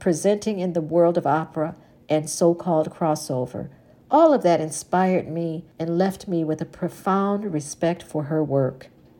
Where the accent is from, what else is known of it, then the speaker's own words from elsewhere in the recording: Detroit, Michigan, United States; As a young and upcoming opera singer and fellow native Detroiter